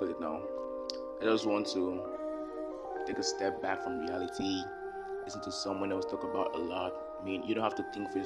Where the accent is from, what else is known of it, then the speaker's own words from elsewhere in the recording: Delta, Nigeria; I'm from Delta State. My mom's from Ondo, so I'm partly Yoruba